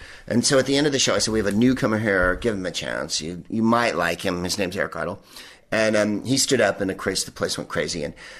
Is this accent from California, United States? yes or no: yes; Northern California, United States; we're from Northern California, so Oregon is an extension of Northern California.